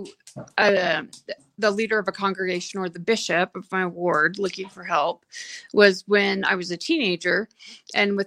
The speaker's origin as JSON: {"language": "English", "town": "Payson", "region": "Utah", "country": "United States", "said": "I'm originally from Payson, Utah"}